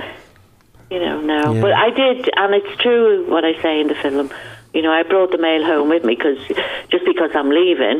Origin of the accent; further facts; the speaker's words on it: Ireland; I'm Irish